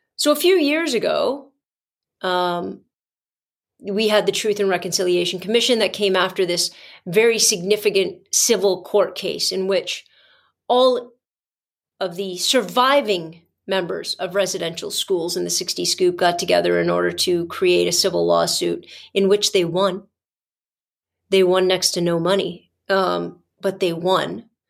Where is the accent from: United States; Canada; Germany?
Canada; our history, Canadian history with our Indigenous peoples